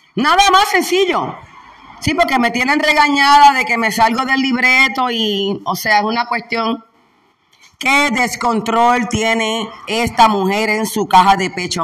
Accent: Puerto Rico

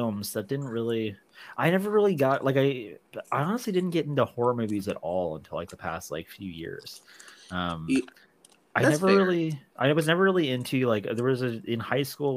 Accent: Tornado Alley, United States; we grew up in Tornado Alley

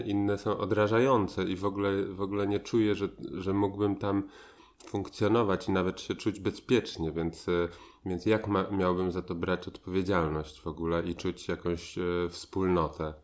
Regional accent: Poland; moved away as an adult; wyjechałem, wyjechałem na długo z Polski

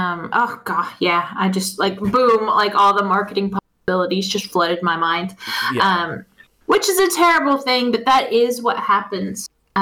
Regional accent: Texas, United States; Being that I'm from Texas

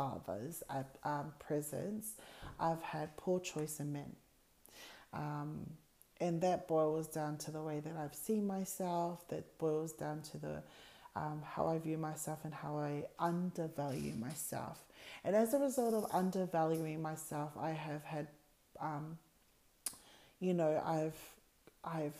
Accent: Australia; I'm born in Australia. I'm the only sibling born here in Australia.

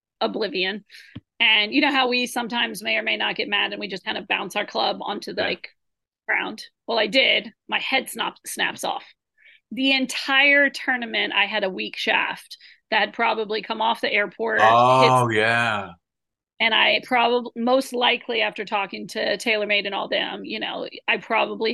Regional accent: United States; we're from the United States

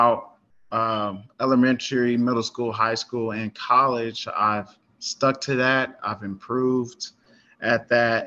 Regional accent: Denton, Texas, United States; also born or lived in Carrollton, Texas; I'm from Den, Texas. Grew up here. I was born in Carrollton.

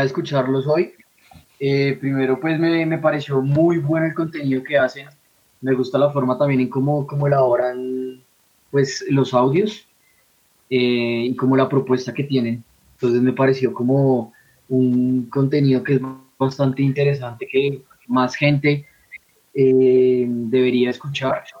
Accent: Bogotá, Colombia; soy bogotano

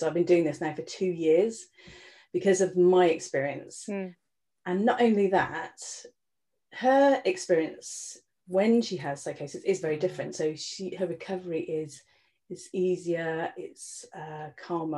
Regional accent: Ireland; I spent a lot of time growing up in Ireland actually with my family.

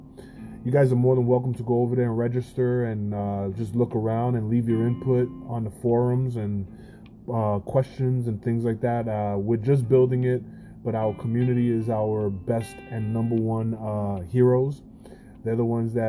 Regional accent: New York, United States; I'm a New Yorker

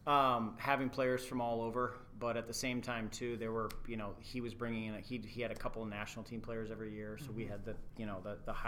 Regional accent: Burnsville, Minnesota, United States; also born or lived in Excelsior; I am from here. I grew up in Burnsville.

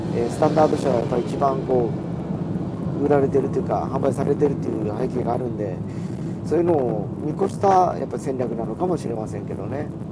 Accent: Fukuoka, Japan; 地元福岡

